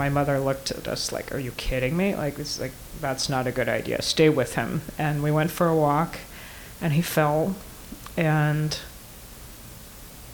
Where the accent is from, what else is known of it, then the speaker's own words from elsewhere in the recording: Georgia, United States; moved away; I have some wood in the garage back in Atlanta. I grew up in Georgia.